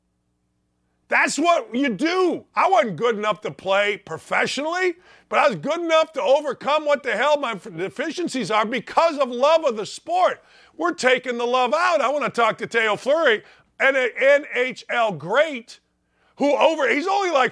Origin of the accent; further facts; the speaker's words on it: Northwest Indiana, United States; I grew up in Northwest Indiana